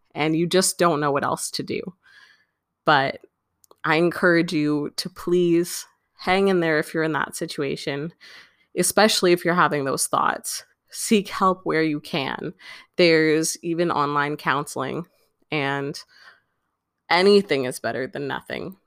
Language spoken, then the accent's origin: English; Canada; I'm Canadian